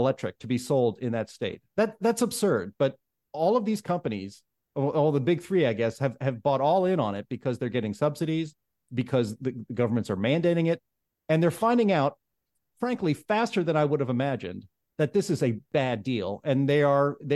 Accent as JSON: {"language": "English", "town": "Pittsburgh", "region": "Pennsylvania", "country": "United States", "moved": "yes", "said": "I'm from Pittsburgh, and I travel back and forth from Pittsburgh a few times"}